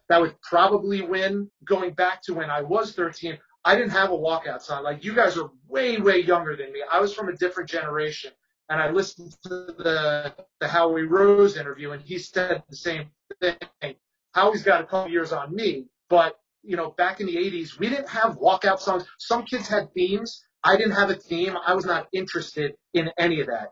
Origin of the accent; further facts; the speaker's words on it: River Vale, New Jersey, United States; moved away as an adult; now in St. Petersburg, United States; Growing up, I grew up in Rivervale